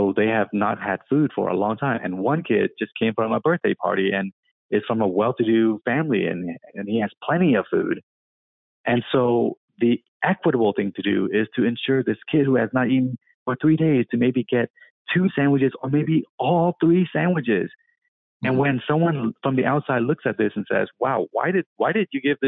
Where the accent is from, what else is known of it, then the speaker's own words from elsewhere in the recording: Vietnam; now in Seattle, United States; I was born in Vietnam.